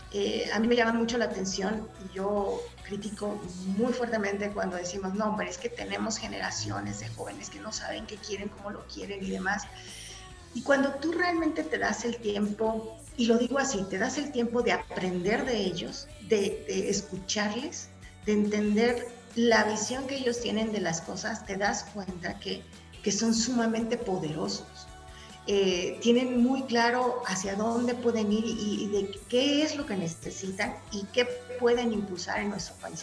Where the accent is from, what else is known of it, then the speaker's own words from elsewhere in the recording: Mexico; los mexicanos somos únicos